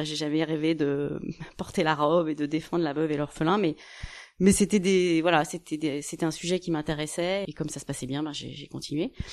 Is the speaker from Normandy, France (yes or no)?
no; Cergy-Pontoise, Île-de-France, France; also born or lived in Chicago, United States / Washington, United States / New York, United States; une formation à côté de chez moi, à Cergy Pontoise